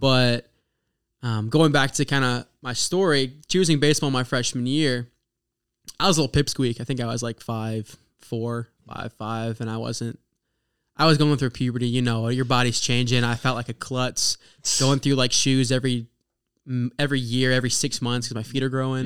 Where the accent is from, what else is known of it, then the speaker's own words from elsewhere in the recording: Oklahoma, United States; moved away as an adult; now in Indiana, United States; my hometown in Oklahoma